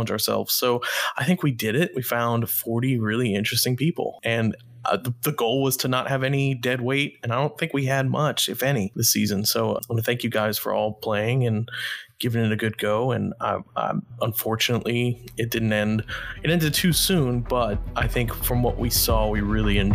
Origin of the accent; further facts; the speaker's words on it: Louisiana, United States; I'm from Louisiana